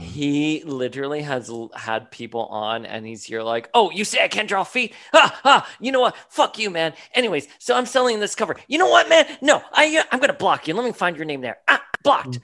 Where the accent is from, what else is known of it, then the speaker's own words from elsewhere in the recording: Miami, Florida, United States; I grew up in Miami during the 80s, early 90s on Calle Ocho with my abuela.